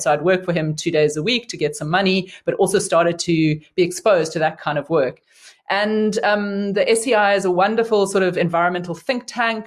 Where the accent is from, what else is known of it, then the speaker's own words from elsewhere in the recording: Cape Town, Western Cape, South Africa; I grew up in Cape Town, and so was, you know, um, in my home city for my undergrad degree